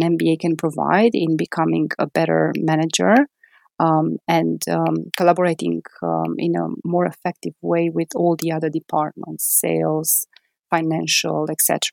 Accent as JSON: {"language": "English", "region": "Transylvania", "country": "Romania", "also_born_or_lived": "Bucharest, Romania", "moved": "as an adult", "lives_now": "United Kingdom", "said": "I'm originally from Transylvania"}